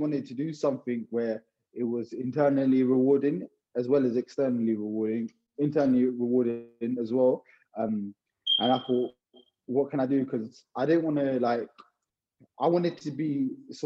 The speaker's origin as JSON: {"language": "English", "town": "Hounslow", "region": "London", "country": "United Kingdom", "tie": "born or raised there", "said": "I was born in Hounslow, West Middlesex Hospital, to be precise. I grew up in Hounslow, went to school here"}